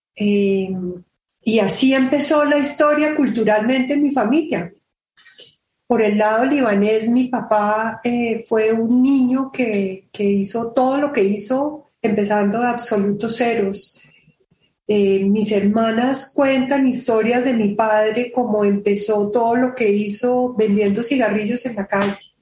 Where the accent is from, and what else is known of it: Colombia